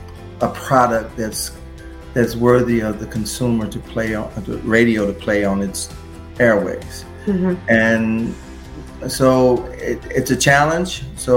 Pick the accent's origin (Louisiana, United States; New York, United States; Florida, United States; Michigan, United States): Michigan, United States; Detroit; I came from Detroit and used to attend conventions and represent artists' products for international licensing.